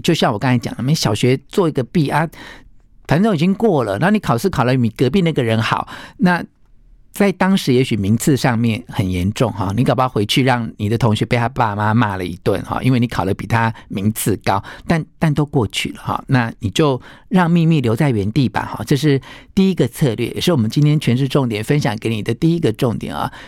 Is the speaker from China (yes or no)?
no; Taiwan; 我来自台湾